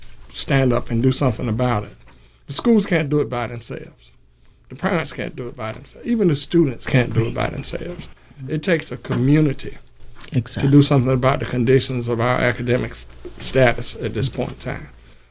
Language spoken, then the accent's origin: English; Winston-Salem, North Carolina, United States; When we grew up in Winston-Salem, our education was strong.